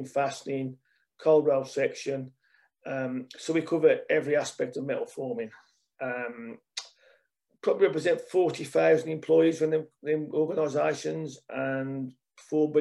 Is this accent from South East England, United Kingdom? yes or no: no; Birmingham, West Midlands, United Kingdom; accent: Brummie; as a Brummie